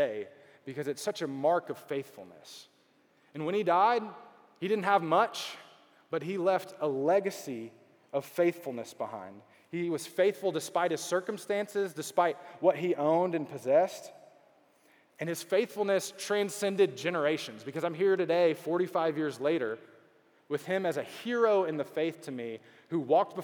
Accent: Beaumont, Texas, United States; also born or lived in Dallas, Texas; now in Houston, United States; I grew up in Beaumont, which is not Houston

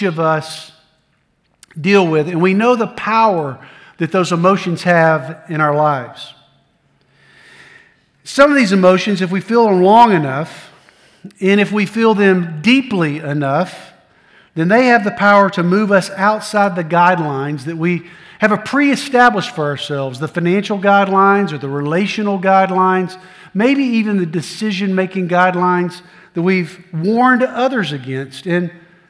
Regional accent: Middle Tennessee, United States; also born or lived in Blue Ridge Mountains, North Carolina; I grew up in Middle Tennessee.

